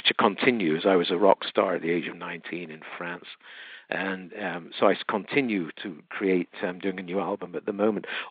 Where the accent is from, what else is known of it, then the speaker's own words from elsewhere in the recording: United Kingdom; moved away; I'm from the UK originally. I'm half Welsh, half English